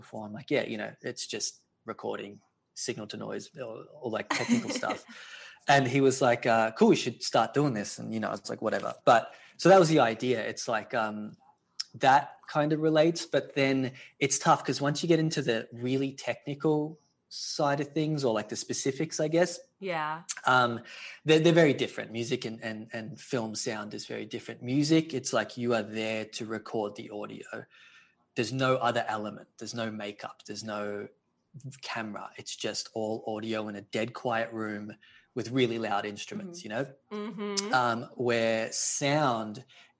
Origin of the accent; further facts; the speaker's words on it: Australia; moved away as an adult; now in Los Angeles, United States; I'm originally from Australia, but I've been out in LA for 11 years now